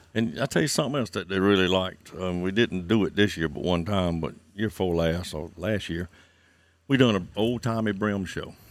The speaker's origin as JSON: {"language": "English", "area": "Santee Cooper", "region": "South Carolina", "country": "United States", "tie": "born or raised there", "said": "I was born and raised here on Santee Cooper."}